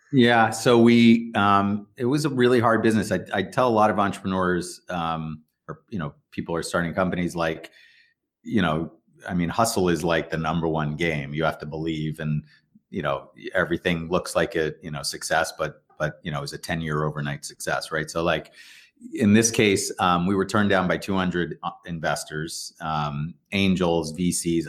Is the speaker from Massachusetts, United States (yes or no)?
yes; Weston, Massachusetts, United States; grew up in Weston, so just outside the city here